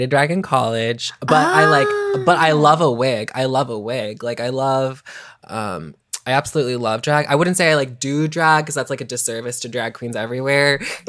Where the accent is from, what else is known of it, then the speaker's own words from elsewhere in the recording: Atlanta, Georgia, United States; Well, I mean, I'm from Atlanta, so like I grew up, I was like 20, but like with people like Brigitte Bidet from Atlanta, Ellisaurus Rex.